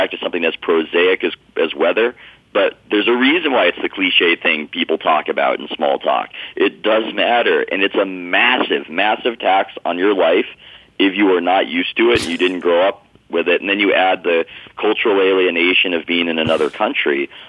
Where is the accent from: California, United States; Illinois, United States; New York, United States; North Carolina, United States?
California, United States; San Diego; I grew up in San Diego